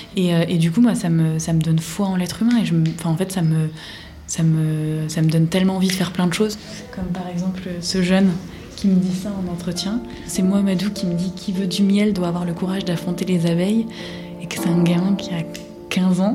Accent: Guinea; moved away as an adult; je viens de la Guinée-Conakry

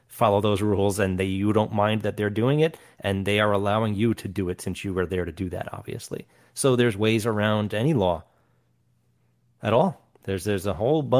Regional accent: New York, United States; Where, again, we came from New York. You weren't allowed to smoke indoors.

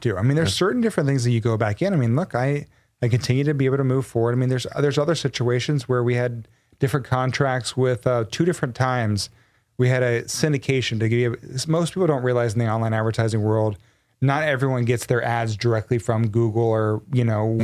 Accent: Texas, United States; I was born and raised in Texas

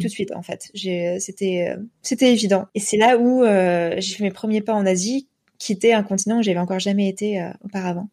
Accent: Metz, Grand Est, France; moved away as an adult; also born or lived in Paris / Singapore; now in Hong Kong; Je suis originaire de Lorraine. Je suis née à Metz. Donc, j'ai grandi près de la frontière allemande et luxembourgeoise.

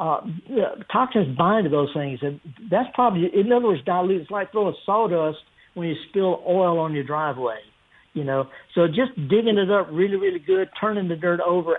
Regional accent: the Delta, Mississippi, United States; I was raised, I'm from the Delta

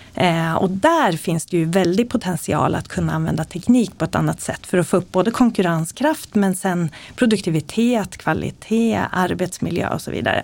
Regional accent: Eskilstuna, Södermanland, Sweden; Jag föddes i Eskilstuna, växte upp med en mamma och pappa som har jobbat på IBM

